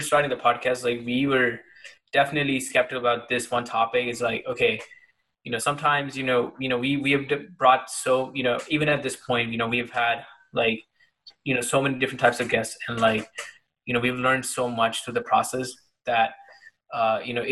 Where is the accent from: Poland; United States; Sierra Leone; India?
India; moved away; when I was growing up in India